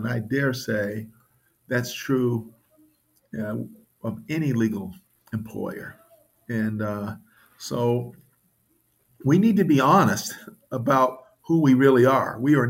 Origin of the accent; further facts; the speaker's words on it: Jackson, Mississippi, United States; I remember that summer in my hometown of Jackson, Mississippi